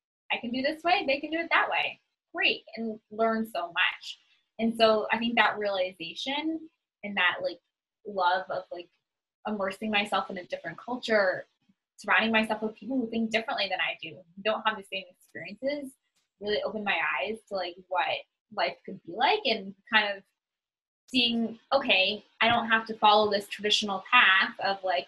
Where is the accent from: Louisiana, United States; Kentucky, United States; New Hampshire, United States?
New Hampshire, United States; also born or lived in Boston, Massachusetts; now in Florida, United States; I mostly grew up in New Hampshire, kind of in New England in general. I was born in Boston. We lived in multiple different houses.